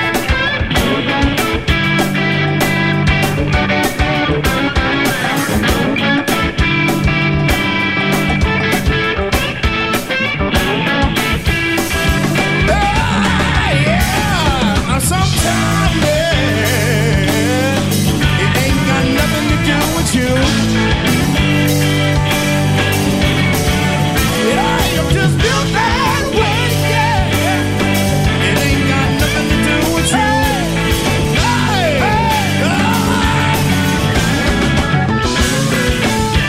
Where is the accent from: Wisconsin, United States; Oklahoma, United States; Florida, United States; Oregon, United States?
Wisconsin, United States; Milwaukee; also born or lived in Rockford, Illinois; although I was born in Rockford, Illinois, but I've attended all of my schools here in Milwaukee